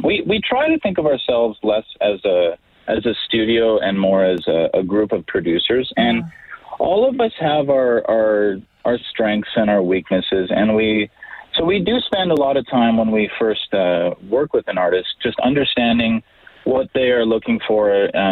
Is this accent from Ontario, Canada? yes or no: no; Edmonton, Alberta, Canada; I am born and raised in the Edmonton area